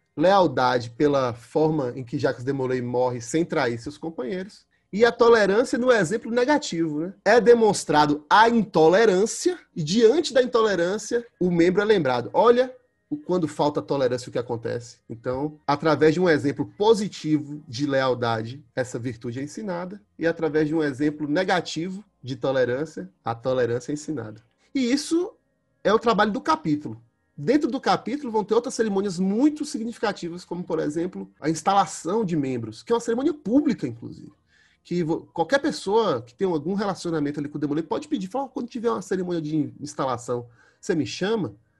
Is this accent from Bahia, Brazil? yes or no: yes; Brumado, Bahia, Brazil; sou do interior da Bahia, sou de Brumado, interior da Bahia